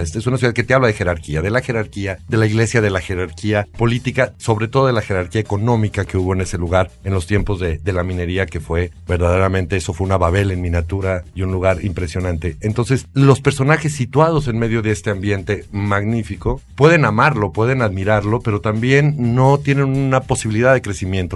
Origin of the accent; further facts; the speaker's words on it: Aguascalientes, Mexico; Yo soy de Aguascalientes, justamente donde se filmó La Pasión